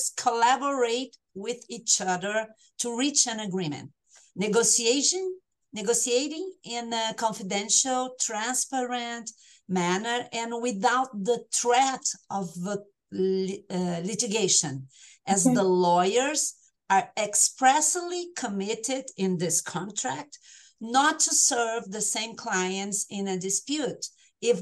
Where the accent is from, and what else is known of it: Brazil; accent: tropical; English is a second language